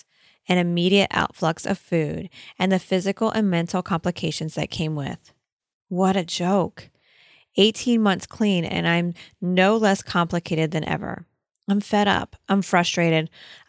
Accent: Australia; I am Australian. I am blonde-haired and blue-eyed.

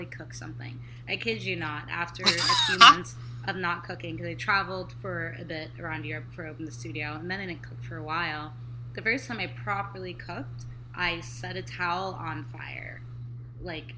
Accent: California, United States; also born or lived in Kenya; now in Los Angeles, United States; I'm California born and raised, but I'm first generation American

